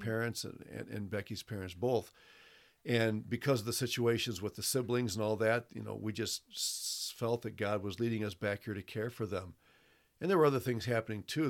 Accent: Toledo, Ohio, United States; moved away as an adult; also born or lived in Brazil; I was born in Toledo, Ohio

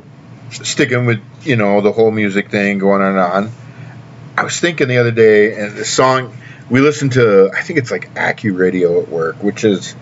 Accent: Tennessee, United States; now in Wisconsin, United States; my hometown Upperman Lady Bees

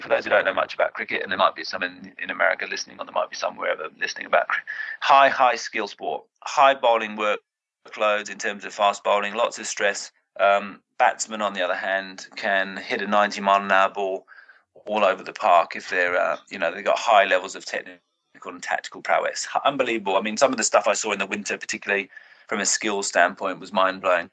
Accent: United Kingdom; as a British SNC coach

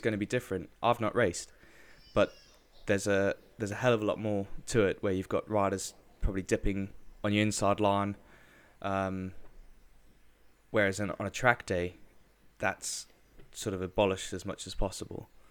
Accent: South Africa; moved away; I was brought up in South Africa

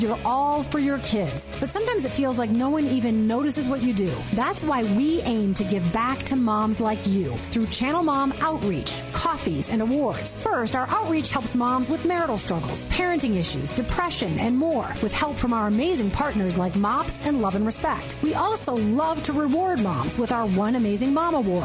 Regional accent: Chicago, Illinois, United States; moved away; I was born in Chicago

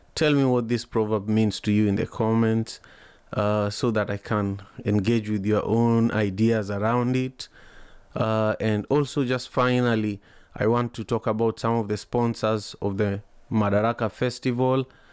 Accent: Kisumu, Kisumu County, Kenya; now in Seattle, United States; where I was growing up in Kenya, in Kisumu

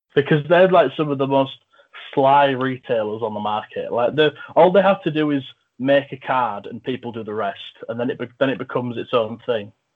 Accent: England, United Kingdom; I'm from England

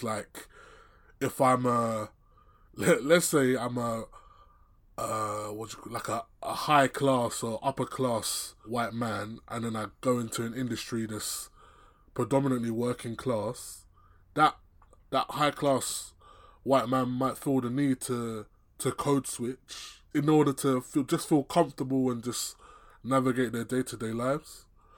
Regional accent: Nigeria; being a person of colour, me specifically being Nigerian or Nigerian origin, I guess you could say that, you know, there's some aspects to those two cultures that clash.

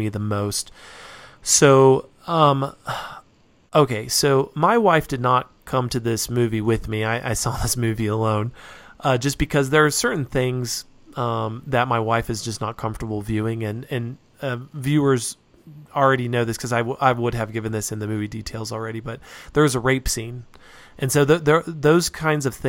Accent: Reno, Nevada, United States; now in Utah, United States; I grew up in Nevada, and there are a few Indian reservations that are close to where I grew up

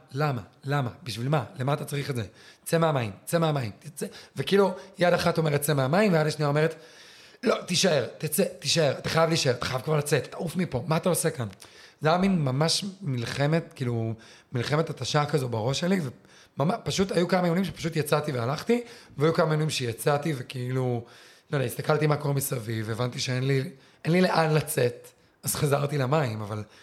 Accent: southern Israel, Israel; אצלנו בדרום

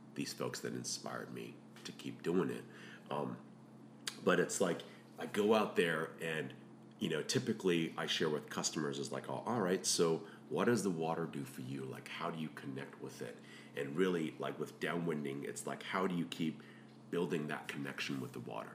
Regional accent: Hong Kong; moved away; I grew up in Hong Kong

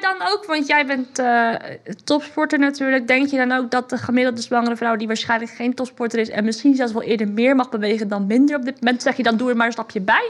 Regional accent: Netherlands; ik als Hollandse vrouw

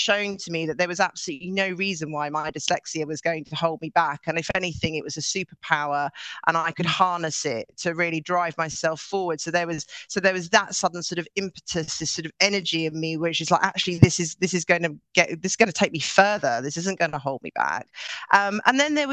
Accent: Norway; now in London, United Kingdom; I grew up in Norway, and I grew up with parents who ran their own business

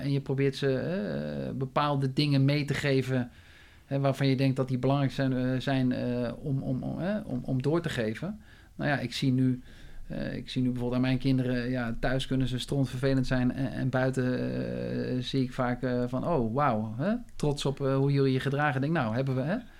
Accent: Maarssen, Utrecht, Netherlands; ik ben geboren in Utrecht, eh, toen vrij snel naar de, hè, de Phoenix-locatie uitgewaaid. Hè, zoals je nu ook weer ziet eh, in Maarsen. Maarsebroek.

